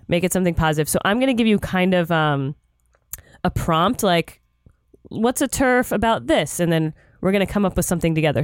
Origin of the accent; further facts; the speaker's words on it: Florida, United States; moved away; I grew up in Florida